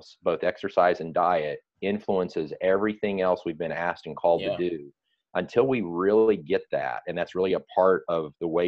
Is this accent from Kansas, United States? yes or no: yes; Kansas, United States; I ate a lot of red meat when I was a kid growing up in Kansas